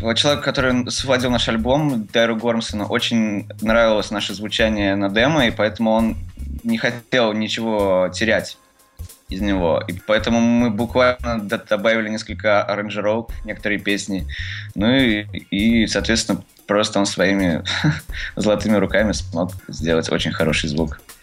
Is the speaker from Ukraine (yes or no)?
no; Tolyatti, Samara Oblast, Russia; now in Moscow, Russia; мы из Тольятти